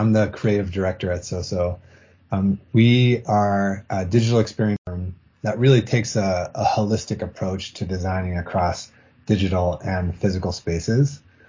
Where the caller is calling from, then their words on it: Boston, Massachusetts, United States; I'm calling from Boston, just outside of Boston.